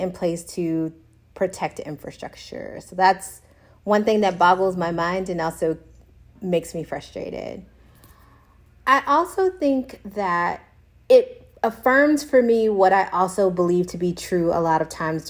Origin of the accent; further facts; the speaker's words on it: Texas, United States; moved away as an adult; now in Austin, United States; I'm originally from Texas, Austin's new to me. Yeah. And also I haven't lived in Texas in 15 years